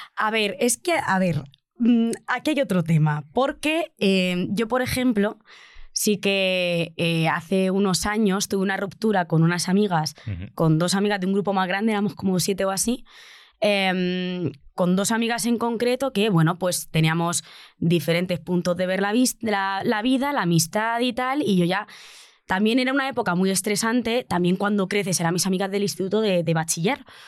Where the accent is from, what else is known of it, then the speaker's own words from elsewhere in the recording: Albacete, Castilla-La Mancha, Spain; now in Madrid, Spain; yo soy una provinciana de Albacete